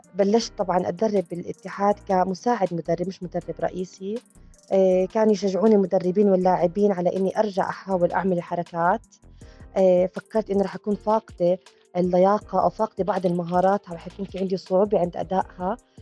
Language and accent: Arabic; Jordan; صارت عندنا بالأردن